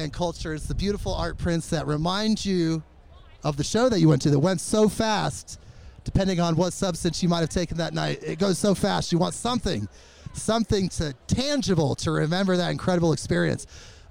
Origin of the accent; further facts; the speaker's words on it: Moline, Illinois, United States; now in Oregon, United States; I was born in Moline.